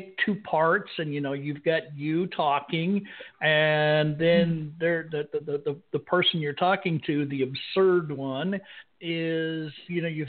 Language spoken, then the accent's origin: English; Safford, Arizona, United States; also born or lived in Bisbee, Arizona; I was born in Bisbee, and I grew up in Safford